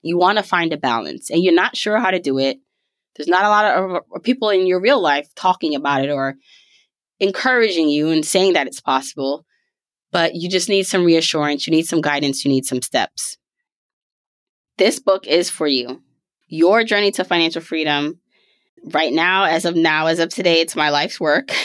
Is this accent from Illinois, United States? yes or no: no; New York City, New York, United States; also born or lived in Jamaica; born in the beautiful island of Jamaica, raised in Brooklyn, New York